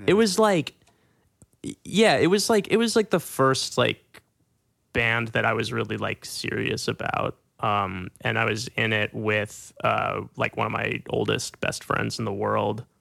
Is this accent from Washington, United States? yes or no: no; Little Rock, Arkansas, United States; moved away; my best friends in Little Rock